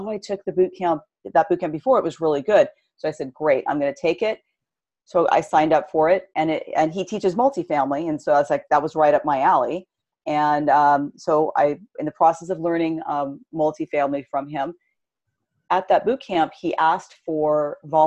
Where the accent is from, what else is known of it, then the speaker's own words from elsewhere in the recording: California, United States; Born and raised in California